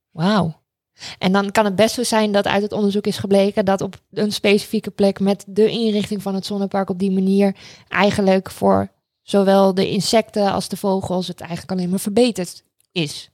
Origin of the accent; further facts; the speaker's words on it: Raalte, Overijssel, Netherlands; ik ben opgegroeid in Raalte, eh, voor het grootste gedeelte. Dat zit in Overijssel